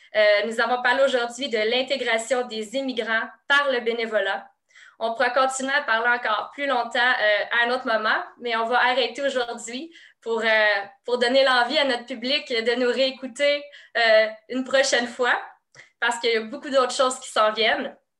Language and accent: French; Quebec, Canada; je suis une Québécoise